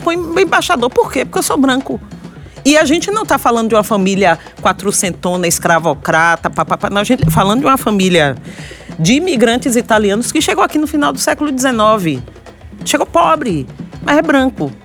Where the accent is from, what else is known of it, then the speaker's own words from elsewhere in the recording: Salvador, Bahia, Brazil; also born or lived in São Paulo; sou de Salvador, é Nordeste. Eu até carrego. Eu já carreguei muito. Um sotaque